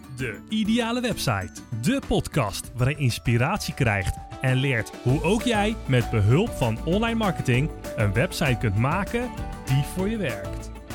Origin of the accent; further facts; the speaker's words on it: Netherlands; wij als Nederlanders